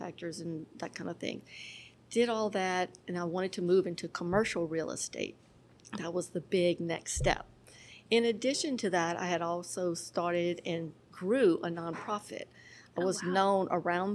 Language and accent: English; Darrow, Louisiana, United States; also born or lived in Miami; I'm from Darrow, Louisiana